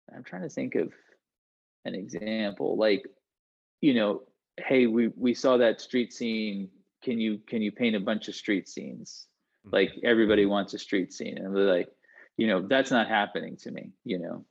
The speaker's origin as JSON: {"language": "English", "region": "Vermont", "country": "United States", "said": "I'm from Vermont, which is New England."}